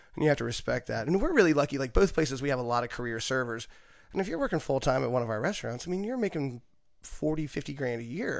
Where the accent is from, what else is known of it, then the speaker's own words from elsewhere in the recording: Pulaski County, Southwestern Virginia, United States; moved away as an adult; also born or lived in Daytona / Delaware / Atlanta; I grew up in Southwestern Virginia